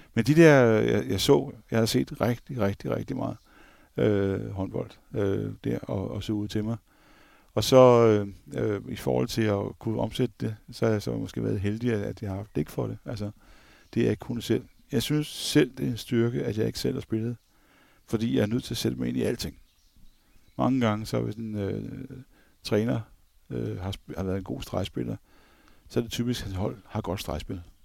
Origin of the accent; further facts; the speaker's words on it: Copenhagen, Capital Region of Denmark, Denmark; som københavner